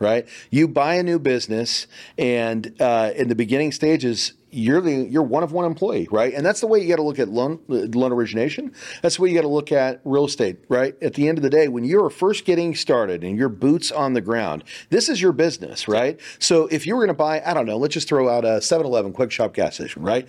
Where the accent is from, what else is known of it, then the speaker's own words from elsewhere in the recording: Kansas, United States; now in Texas, United States; I'm from Kansas originally